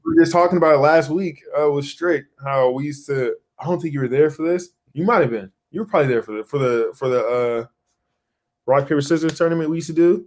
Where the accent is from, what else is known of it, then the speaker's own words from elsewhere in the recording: Moreno Valley, California, United States; moved away; also born or lived in Portland; I grew up in like like Riverside area, Moreno Valley, like that neighborhood